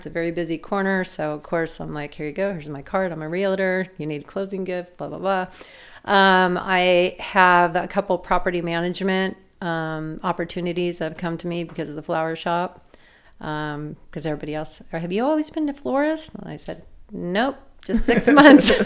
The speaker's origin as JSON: {"language": "English", "town": "San Diego", "region": "California", "country": "United States", "tie": "born or raised there", "said": "I grew up in partly in Ocean Beach"}